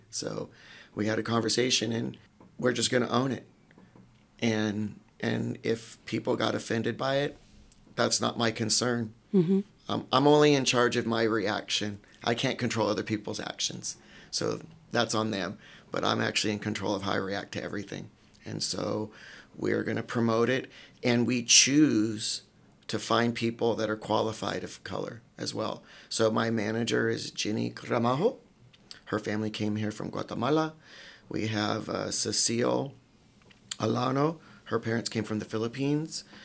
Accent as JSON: {"language": "English", "town": "Sacramento", "region": "California", "country": "United States", "tie": "born or raised there", "moved": "yes", "said": "grew up in neighborhoods that most people in Marin probably wouldn't walk through at night. Uh, Oak Park, um, that's where all my black family's from. And then we grew up in Franklin Boulevard"}